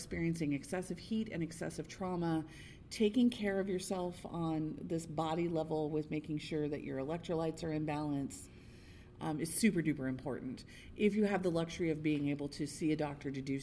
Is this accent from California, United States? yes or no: no; Florida, United States; moved away; I grew up in Florida